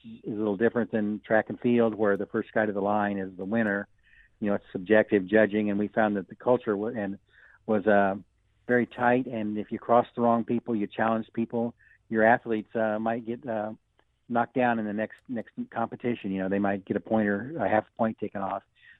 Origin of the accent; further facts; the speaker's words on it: Le Roy, Illinois, United States; I grew up in McLean County, Leroy